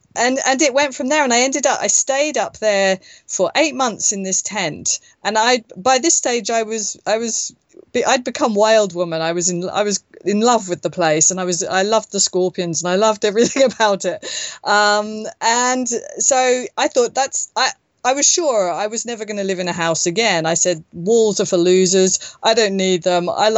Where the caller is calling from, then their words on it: northern Spain, Spain; Well, from Spain. Yes, I'm not in Turkey.